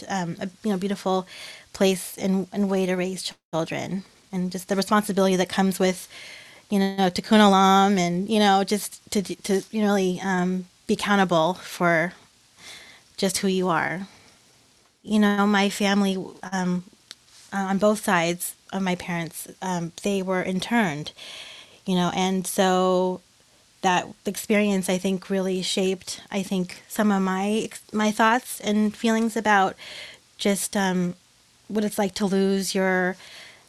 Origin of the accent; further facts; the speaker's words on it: Santa Barbara, California, United States; I'm from Santa Barbara